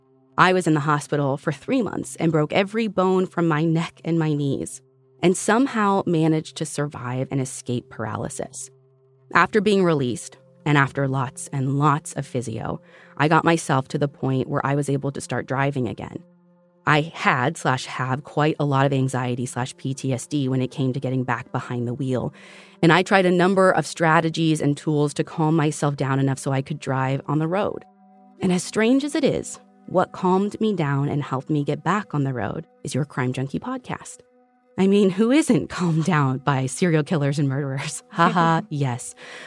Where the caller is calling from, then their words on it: Alberta, Canada; I am from Alberta, Canada.